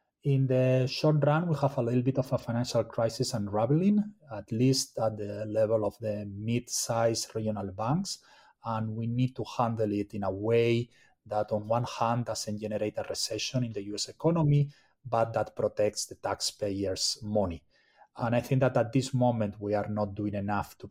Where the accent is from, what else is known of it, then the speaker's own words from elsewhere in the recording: Spain; now in United States; I'm originally from Spain